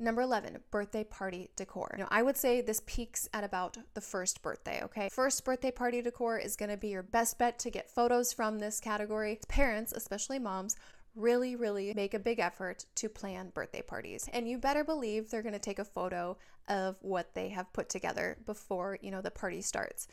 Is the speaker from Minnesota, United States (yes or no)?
yes; Minnesota, United States; now in Southern California, United States